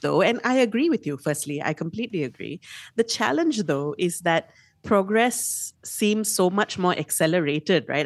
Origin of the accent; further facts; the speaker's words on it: Malaysia; being a Malaysian reader, reading Malaysian stories